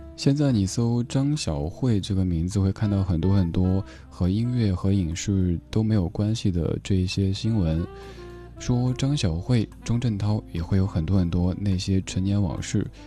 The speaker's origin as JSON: {"language": "Chinese", "region": "Sichuan", "country": "China", "tie": "born or raised there", "accent": "Sichuanese", "first_language": "Sichuanese", "said": "在我的家乡话、四川话当中的这个语境里不太好。"}